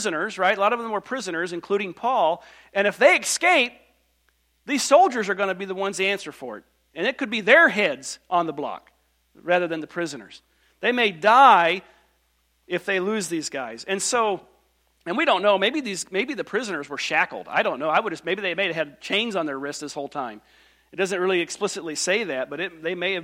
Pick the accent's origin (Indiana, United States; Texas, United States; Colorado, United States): Indiana, United States; Bedford; now in Wisconsin, United States; I grew up in Bedford, Indiana, little bitty church